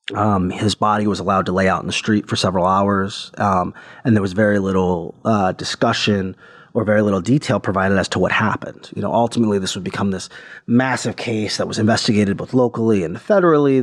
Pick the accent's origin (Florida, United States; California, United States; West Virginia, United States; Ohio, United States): Ohio, United States; Cleveland; my hometown in Cleveland, Ohio